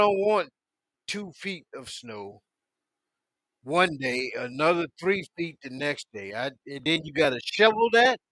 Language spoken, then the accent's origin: English; Santuc, South Carolina, United States; also born or lived in Rhode Island / Maine; I'm the Santuck man because I'm coming from Santuck, South Carolina. Population of a couple hundred